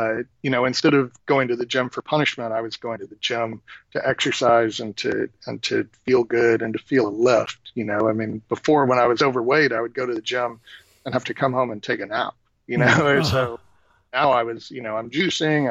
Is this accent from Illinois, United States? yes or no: no; Texas, United States; moved away; I'm originally from Texas, just a Southern boy